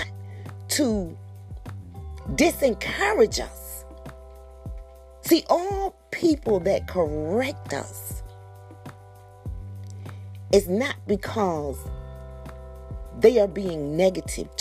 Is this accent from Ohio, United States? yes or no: no; Georgia, United States; coming back to my home state of Georgia